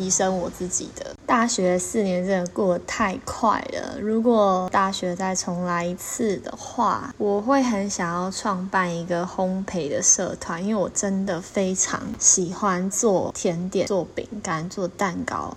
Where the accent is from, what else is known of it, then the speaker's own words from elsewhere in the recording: Miaoli, Miaoli County, Taiwan; moved away as an adult; now in Taipei, Taiwan; 因为以前在苗栗，我的家乡